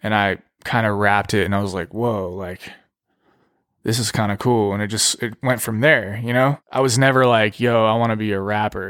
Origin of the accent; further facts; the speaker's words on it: Pasadena, California, United States; also born or lived in Los Angeles; I'm from Los Angeles, California, raised in Pasadena